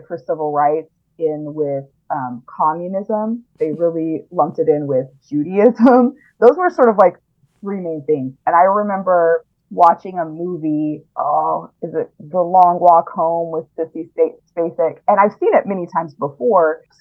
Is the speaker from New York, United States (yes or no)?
no; Biloxi, Mississippi, United States; I grew up in Biloxi